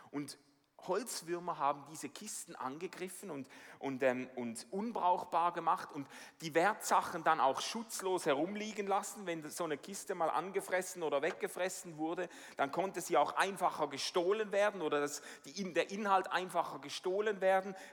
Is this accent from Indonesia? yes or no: no; Switzerland; Also ich bin als Schweizer mit dem unerschütterlichen Vertrauen in die Schweizer Banken aufgewachsen.